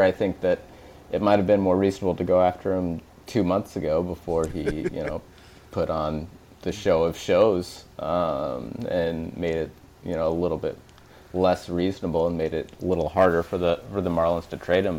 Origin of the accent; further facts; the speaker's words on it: Des Moines, Iowa, United States; moved away as an adult; now in Chicago, United States; I went to uh, undergrad at Drake, which is in Des Moines, where I grew up